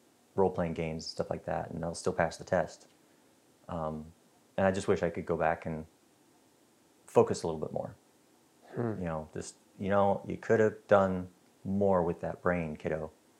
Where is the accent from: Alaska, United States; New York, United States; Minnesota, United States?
Alaska, United States; North Pole; moved away as an adult; also born or lived in Iceland; I grew up in North Pole, Alaska